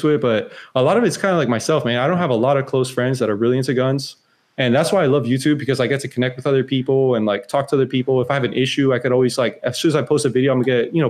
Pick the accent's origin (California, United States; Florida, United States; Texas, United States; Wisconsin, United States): Florida, United States; born and raised in Florida